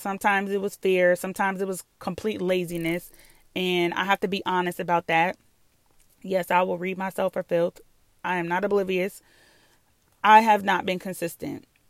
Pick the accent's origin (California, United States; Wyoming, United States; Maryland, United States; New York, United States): New York, United States; moved away; I'm from New York.